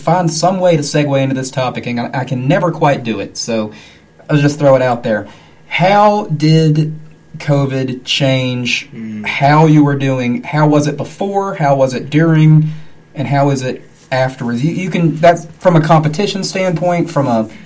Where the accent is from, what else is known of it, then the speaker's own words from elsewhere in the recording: Lenoir, North Carolina, United States; I'm from Lenore